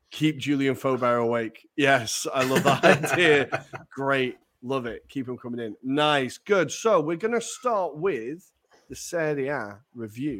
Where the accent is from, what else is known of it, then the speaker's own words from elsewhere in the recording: near Blackpool, North West England, United Kingdom; I grew up near Blackpool, Pleasure Beach